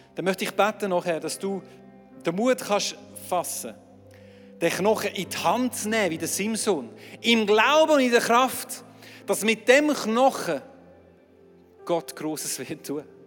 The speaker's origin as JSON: {"language": "German", "region": "Aargau", "country": "Switzerland", "said": "als Aargauer"}